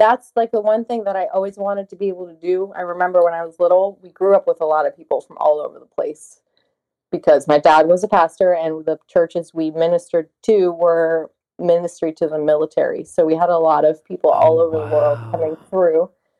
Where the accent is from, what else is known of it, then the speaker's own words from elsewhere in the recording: Charlotte, North Carolina, United States; born there; also born or lived in Germany; I was born in Charlotte, North Carolina.